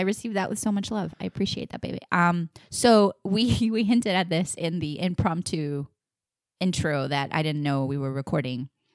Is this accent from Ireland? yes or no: no; Puerto Rico; I'm full blown Puerto Rican.